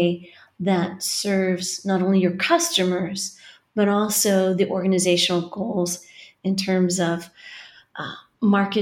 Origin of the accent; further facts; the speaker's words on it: California, United States; moved away as an adult; now in Galway, Ireland; I come from California, which you can probably hear from the accent